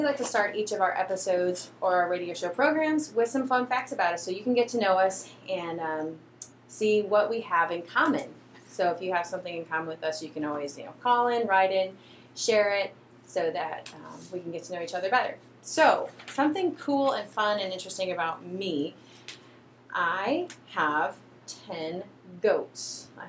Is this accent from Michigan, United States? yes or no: yes; Michigan, United States; I grew up with goats in Michigan